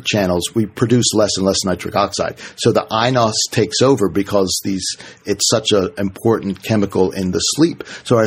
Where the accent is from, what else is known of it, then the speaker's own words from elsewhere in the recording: Washington, District of Columbia, United States; I grew up in Washington, D.C.